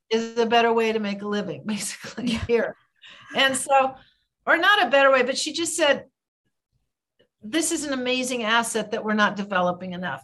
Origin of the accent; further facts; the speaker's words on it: United States; I'm an American